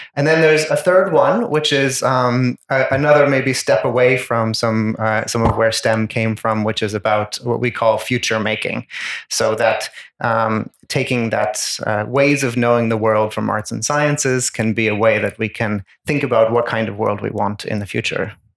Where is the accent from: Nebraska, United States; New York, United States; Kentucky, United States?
New York, United States; moved away as an adult; also born or lived in Ireland; now in Bergen, Norway; I'm from the US. I'm from uh, New York State, but I am trained as a, a, human geographer in Ireland